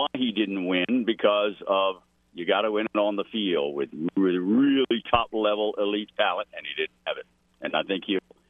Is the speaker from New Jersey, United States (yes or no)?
no; South Louisiana, United States; I'm born and raised in South Louisiana. I worked all around the South in sports media, but I've always had a bit of a kinship with Notre Dame. Am I Roman Catholic? Yes.